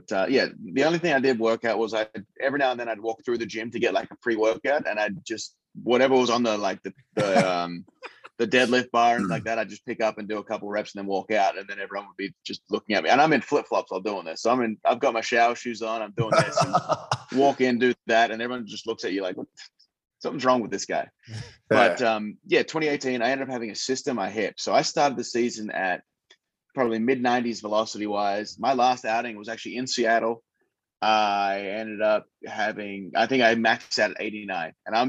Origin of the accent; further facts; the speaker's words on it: Western Australia, Australia; which was what we grew up in Australia. Like I'd play there and then I'd be with part of the West Australian Institute of Sport